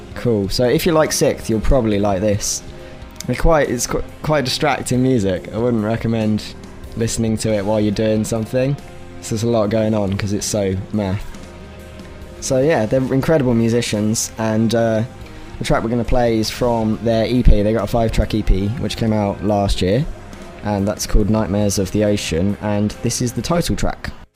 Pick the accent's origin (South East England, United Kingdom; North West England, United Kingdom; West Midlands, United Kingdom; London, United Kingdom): South East England, United Kingdom; Reading; I'm from Reading.